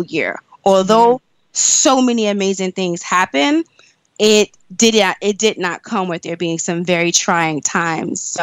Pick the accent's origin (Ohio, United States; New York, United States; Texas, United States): New York, United States; I'm originally from New York. I've always lived in New York